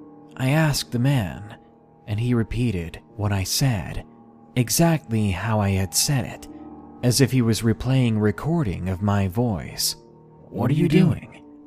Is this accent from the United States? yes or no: yes; Massachusetts, United States; in my home state of Massachusetts, we're no strangers to snow.